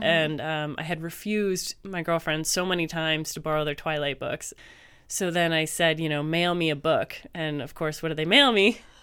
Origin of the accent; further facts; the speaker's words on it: Canada; moved away; I'm Canadian.